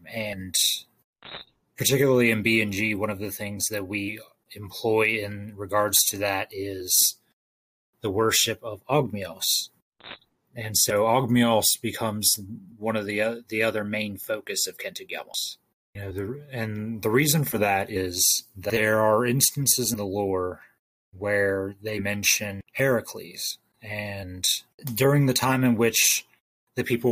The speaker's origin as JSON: {"language": "English", "region": "Ohio", "country": "United States", "said": "I'm from Ohio"}